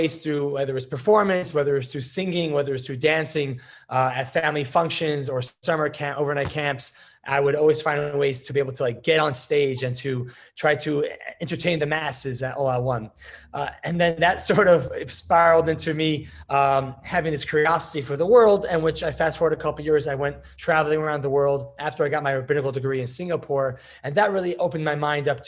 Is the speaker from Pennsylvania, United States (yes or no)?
no; Connecticut, United States; also born or lived in New York; born in New York, grew up in Connecticut to a Orthodox home